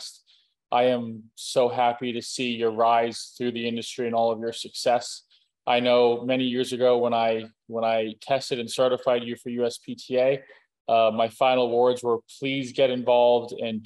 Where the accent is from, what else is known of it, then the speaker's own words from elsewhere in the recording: Clearwater, Florida, United States; now in Boca Raton, United States; I grew up on the west coast of Florida. I was born in Clearwater, raised in the Tampa Bay area